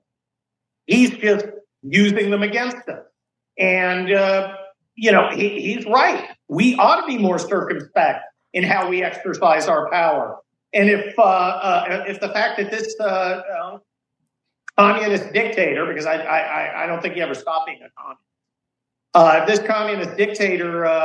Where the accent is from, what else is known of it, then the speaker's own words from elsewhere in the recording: United States; I'm an American